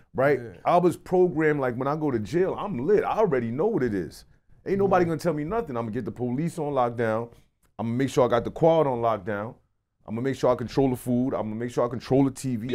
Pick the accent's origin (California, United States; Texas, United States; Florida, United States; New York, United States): New York, United States; New York City; also born or lived in New Jersey; I'm from Brooklyn. Like right. I'm born, raised